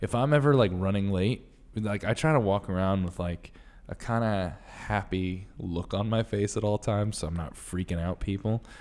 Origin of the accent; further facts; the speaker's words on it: Connecticut, United States; now in New York, United States; I'm from Connecticut